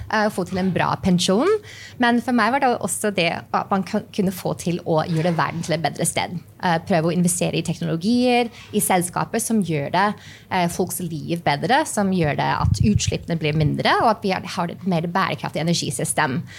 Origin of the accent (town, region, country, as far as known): New Mexico, United States; born or raised there; Norwegian is a second language; moved away as an adult; also born or lived in New York; now in Norway